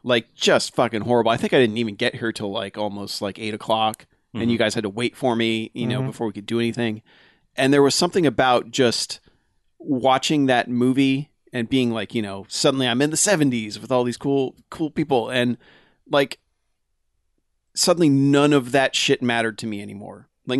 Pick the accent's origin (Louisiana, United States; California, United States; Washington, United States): California, United States; back when I started listening to the BAMFcast, I was … from California, and it was 2011.